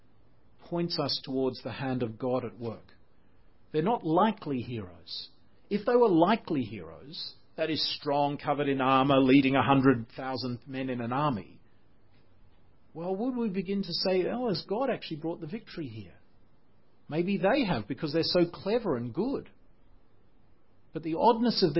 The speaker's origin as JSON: {"language": "English", "country": "Australia", "moved": "yes", "said": "I'm Australian."}